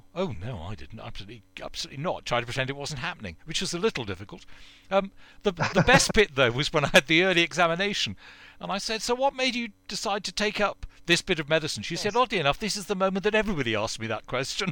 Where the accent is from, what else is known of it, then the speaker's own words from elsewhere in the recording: United Kingdom; We're British.